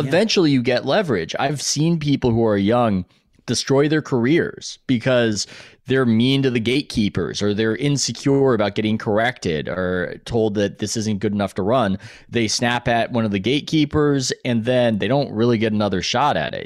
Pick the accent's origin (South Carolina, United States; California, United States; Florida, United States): California, United States; San Diego; even though I'm from San Diego, I don't speak a word of Spanish